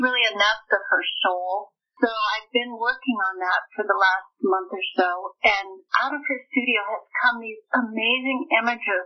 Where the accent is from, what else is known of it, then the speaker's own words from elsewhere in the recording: United States; as an American